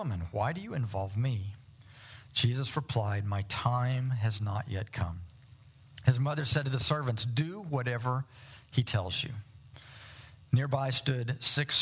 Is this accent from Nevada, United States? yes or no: no; Indiana, United States; moved away as an adult; I'm from Indiana, so I'm a basketball guy